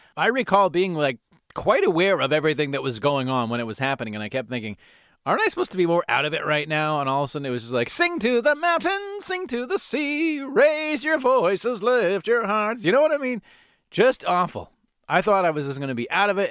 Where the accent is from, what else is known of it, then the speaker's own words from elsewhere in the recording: Calgary, Alberta, Canada; I grew up in Rundle, in Calgary, in Northeast Calgary